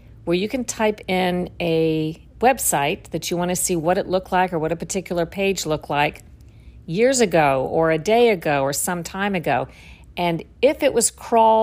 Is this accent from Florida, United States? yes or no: yes; Florida, United States; I grew up in Florida, worked in the news business in Florida